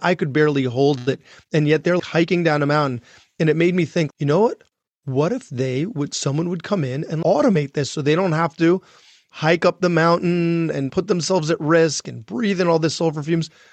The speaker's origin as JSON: {"language": "English", "area": "Long Island", "region": "New York", "country": "United States", "tie": "born or raised there", "said": "I grew up on Long Island and never expected to be back there, but, but here I am"}